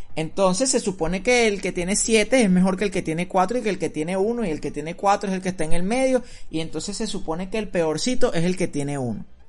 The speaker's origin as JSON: {"language": "Spanish", "country": "Venezuela", "moved": "yes", "said": "nosotros venimos acostumbrados de Venezuela"}